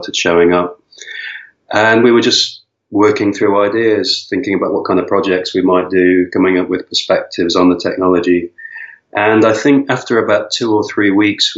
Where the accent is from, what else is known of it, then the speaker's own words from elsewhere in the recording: Vancouver, British Columbia, Canada; moved away as an adult; also born or lived in Lisbon, Portugal; now in Madeira, Portugal; I'm originally from Vancouver, and I came from Vancouver to Lisbon in 2008